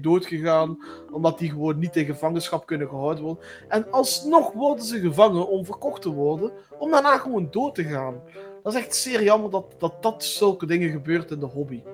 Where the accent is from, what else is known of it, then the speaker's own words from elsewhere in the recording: Flanders, Belgium; ik woon in België. Dat is ook wel denk ik een belangrijke opmerking. Ehm, omdat, ja. jullie zullen wel horen dat eh, wij totaal eh, verschillend praten. Eh, want ik ben een Vlaming